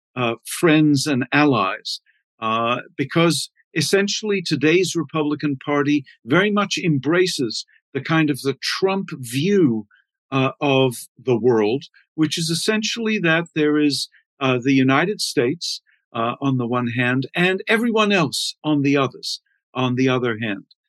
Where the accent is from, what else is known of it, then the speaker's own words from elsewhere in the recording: Canada; as a Canadian